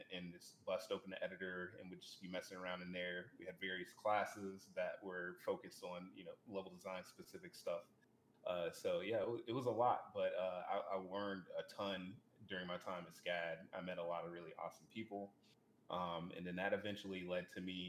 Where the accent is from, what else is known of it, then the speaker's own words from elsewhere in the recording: Savannah, Georgia, United States; I'm from Savannah, Georgia